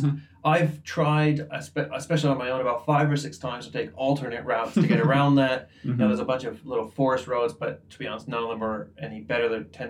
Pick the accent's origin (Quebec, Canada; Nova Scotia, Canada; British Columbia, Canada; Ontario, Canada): Quebec, Canada; born or raised there